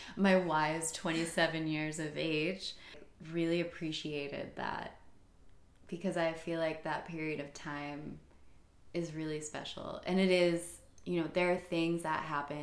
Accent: New England, United States; growing up in New England

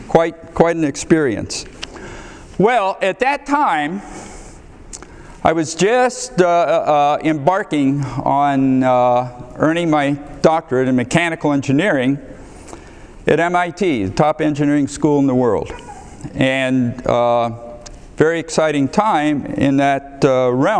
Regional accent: Ohio, United States; moved away as an adult; also born or lived in Boston; now in Texas, United States; I grew up in Ohio in a small town, excellent family

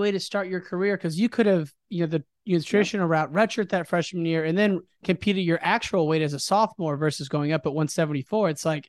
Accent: Midwest, United States; growing up in the Midwest, everyone knows Michigan and loves the colors

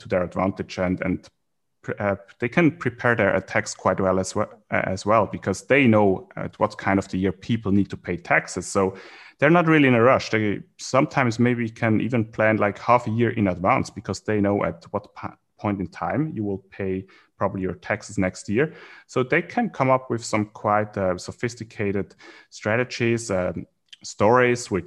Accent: Switzerland; now in Singapore; so I'm from Switzerland originally. I live in Singapore right now

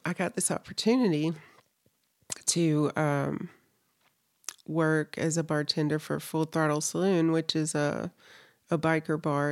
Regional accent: North Carolina, United States; moved away as an adult; now in Salt Lake City, United States; I'm originally from North Carolina, so I lived there, I think, over thirty years of my life

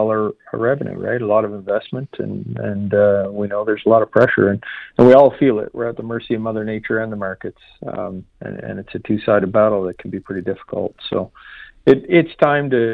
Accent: Canada; moved away as an adult; now in United States; I come from Canada, so worked for 20 years in the ag industry

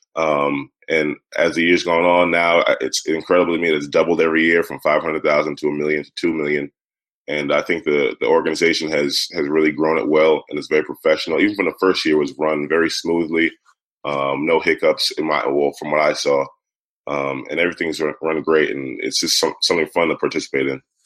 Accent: New York City, New York, United States; growing up in Brooklyn

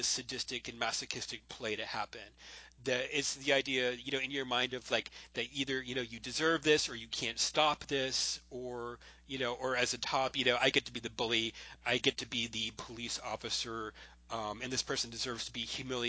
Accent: Florida, United States; in high school when I grew up in Florida

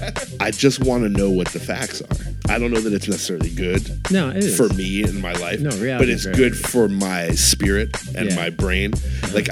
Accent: Los Angeles, California, United States; also born or lived in New York; I was born and raised in Los Angeles

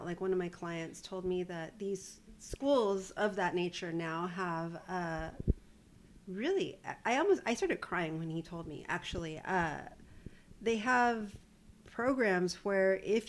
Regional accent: Corpus Christi, Texas, United States; It's a flex to be from Texas.

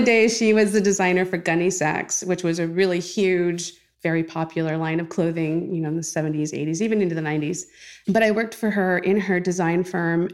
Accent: California, United States; moved away as an adult; now in Virginia, United States; I am originally from California, born and raised. I've been living in Virginia now for about fifteen years.

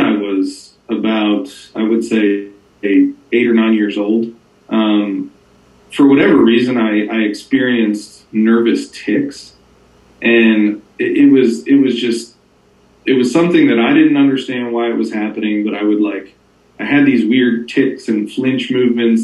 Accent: Northern New Jersey, United States; I grew up in Northern New Jersey

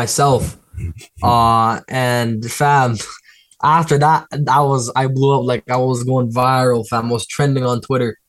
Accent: Toronto, Ontario, Canada; I want to be someone in Toronto, bro. Like, I want Toronto behind my back. I'm from the city.

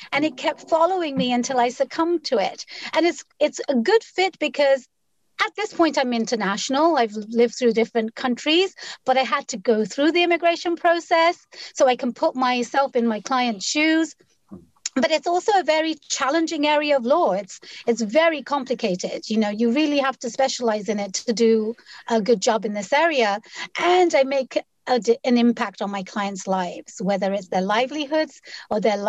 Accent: London, United Kingdom; moved away as an adult; also born or lived in Bangladesh; now in Seattle, United States; I was born and raised in London, but for a little while of my life, I lived in Bangladesh

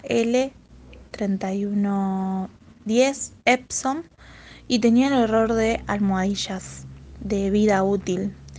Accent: Buenos Aires, Argentina; yo soy de Argentina, Buenos Aires

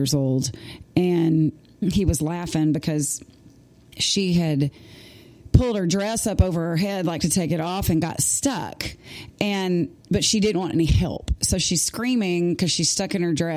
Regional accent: Nacogdoches, Texas, United States; now in Nashville, United States; the show was in my hometown. They were in Nacogdoches, Texas

